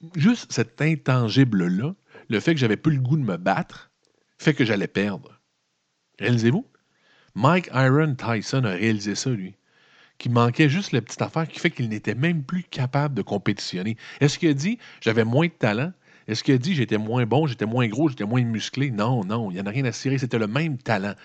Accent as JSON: {"language": "French", "region": "Quebec", "country": "Canada", "said": "Les Québécois, on connaît ça solide"}